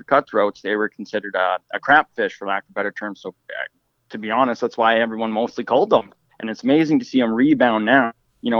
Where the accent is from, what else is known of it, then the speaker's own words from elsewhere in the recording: Fort St. John, British Columbia, Canada; also born or lived in Terrace, British Columbia; I grew up in Fort St. John, British Columbia